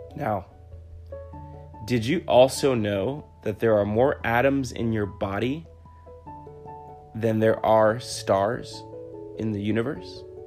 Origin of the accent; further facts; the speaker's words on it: New York City, New York, United States; I was born and raised in the Bronx, New York, and raised by a single mother